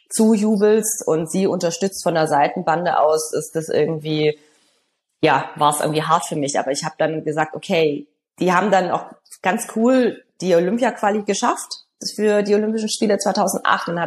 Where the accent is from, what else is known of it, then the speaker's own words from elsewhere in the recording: Stuttgart, Baden-Württemberg, Germany; Und wir hatten dann 2007 die Weltmeisterschaft in Stuttgart, das heißt in meiner Heimatstadt.